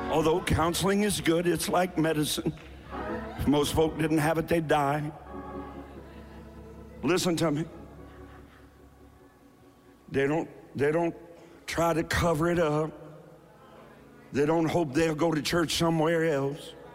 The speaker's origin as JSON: {"language": "English", "region": "Eastern Kentucky", "country": "United States", "moved": "yes", "lives_now": "Ohio, United States", "said": "I'm from Eastern Kentucky."}